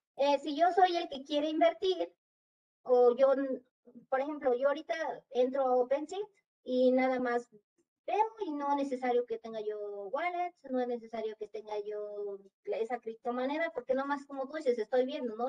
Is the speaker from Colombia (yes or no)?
no; Mexico; los que somos aquí de México